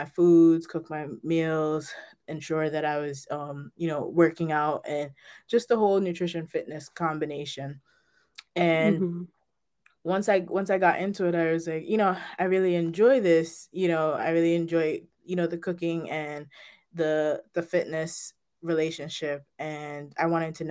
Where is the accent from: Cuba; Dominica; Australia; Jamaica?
Jamaica; now in Manchester, United States; I currently live in Manchester, Connecticut. However, I was raised in Jamaica with my grandparents